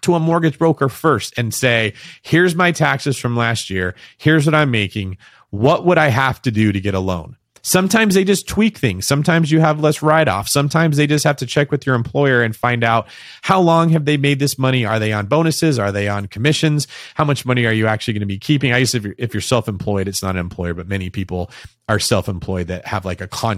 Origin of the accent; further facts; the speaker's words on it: Manteca, California, United States; moved away as an adult; also born or lived in Bay Area; I moved to the Bay Area away from a city called Manteca, where I grew up in the Central Valley